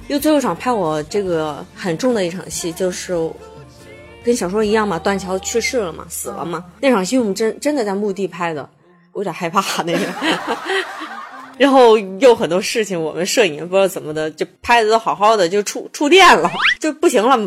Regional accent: Hubei, China; moved away; 因为我是湖北人嘛，我们来到北京或者上海，呃，都是因为心中有梦嘛，然后成为一个北漂

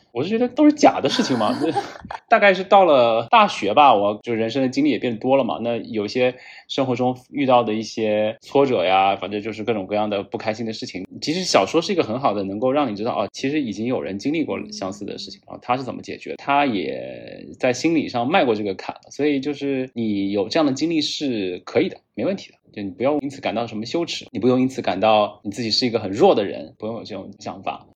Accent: Fujian, China; moved away; 我也是在福建省的一个偏山区，五线城市吧，算是出生和长大的

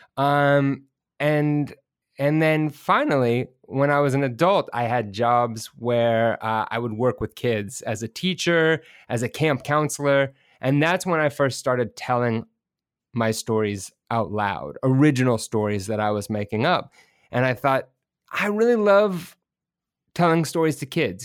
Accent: Bay Area, California, United States; also born or lived in rural farming community, California; I grew up, I moved up to the Bay Area, which is, you know, around San Francisco

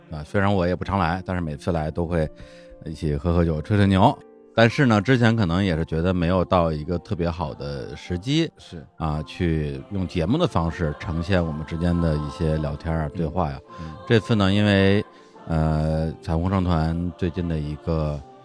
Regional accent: Beijing, China; moved away as an adult; also born or lived in Dali; 北京是我的爸妈、亲人嗯。、朋友、公司的所在的这么一个城市

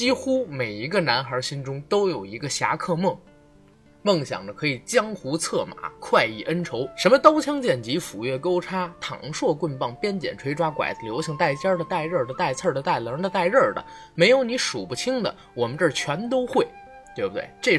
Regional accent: China; 作为一个中国人。作为一个华人，

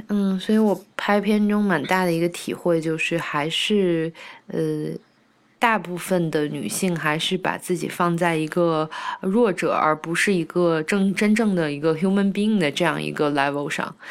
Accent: China; moved away as an adult; also born or lived in Canada; 我是中国人

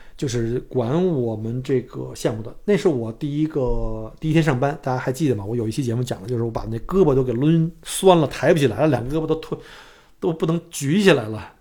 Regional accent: China; now in Australia; 我们都是中国人嘛

